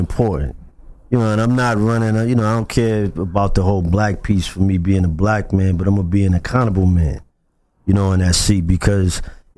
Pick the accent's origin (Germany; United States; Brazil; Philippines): United States; Boston, Massachusetts; I grew up in the South End